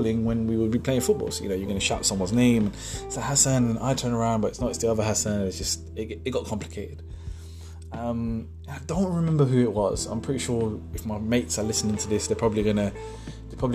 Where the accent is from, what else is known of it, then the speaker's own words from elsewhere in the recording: Pakistan; I'm from Pakistan